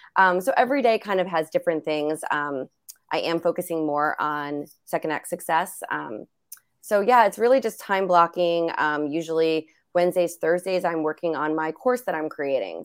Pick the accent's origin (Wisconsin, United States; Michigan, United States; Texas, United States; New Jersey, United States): New Jersey, United States; I'm from New Jersey, half Italian